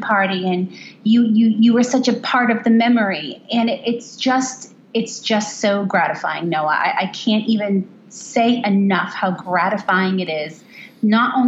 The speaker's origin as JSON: {"language": "English", "town": "Boston", "region": "Massachusetts", "country": "United States", "said": "I am from Boston"}